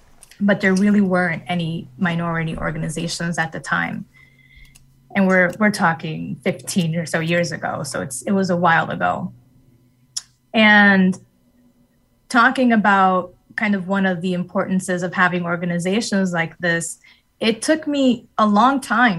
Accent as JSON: {"language": "English", "town": "New York City", "region": "New York", "country": "United States", "tie": "born or raised there", "said": "And as I mentioned, I grew up in New York City, and New York City is very, very diverse. And upon moving to Connecticut, I never really noticed the loneliness that would come from being a minority woman"}